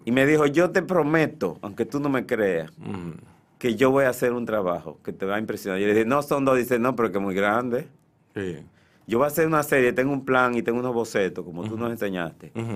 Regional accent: Santiago de los Caballeros, Santiago, Dominican Republic; now in Santo Domingo, Dominican Republic; Y yo vengo de Santiago, yo nací en noviembre del 54

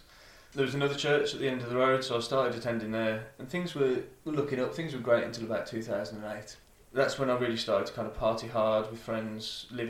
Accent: Oldbury, West Midlands, United Kingdom; moved away as an adult; also born or lived in Black Country; now in Birmingham, United Kingdom; I'm not originally from Birmingham, I'm from a beautiful little place just a few miles away called the Black Country. Grew up in a little town in Sandwell called Oldbury, and then kind of moved around the Black Country a little bit before landing in Birmingham in 2012.

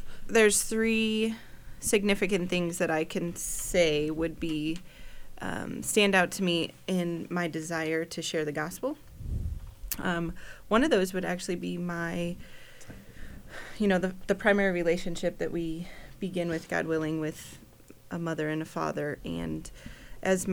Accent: Chicago, Illinois, United States; moved away as an adult; also born or lived in Kansas; I grew up in Chicago, so coming to Kansas was a big eye-opener

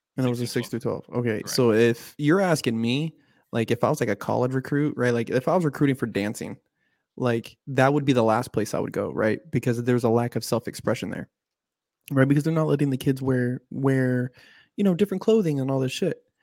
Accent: United States; I'm an American

